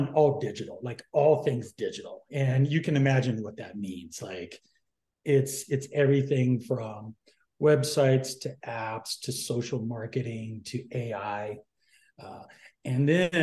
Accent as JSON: {"language": "English", "region": "North Carolina", "country": "United States", "moved": "as an adult", "lives_now": "San Diego, United States", "said": "originally from the East Coast, North Carolina, but I call myself a San Diegan because I've been there since pretty much my entire adult life."}